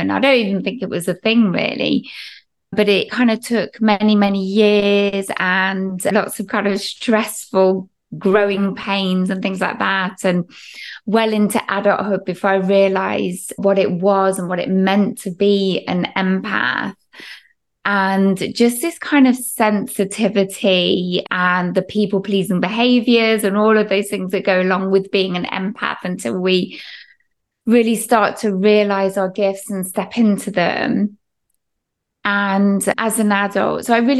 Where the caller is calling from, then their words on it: England, United Kingdom; So I'm actually in the heart of England, UK.